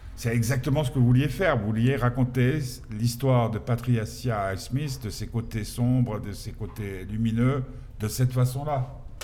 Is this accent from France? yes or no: no; Geneva, Switzerland; Nous, on est genevois.